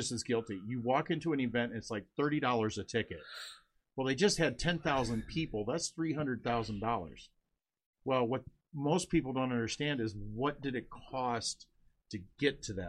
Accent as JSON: {"language": "English", "region": "Northern Indiana", "country": "United States", "said": "I'm actually from Northern Indiana, so I'm like this close to Michigan"}